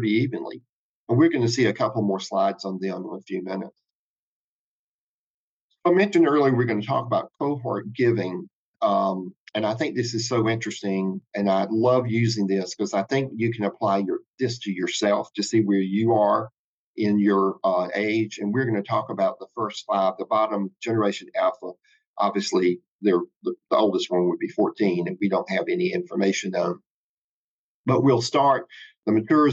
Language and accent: English; South Carolina, United States; moved away; also born or lived in Charlotte; growing up in South Carolina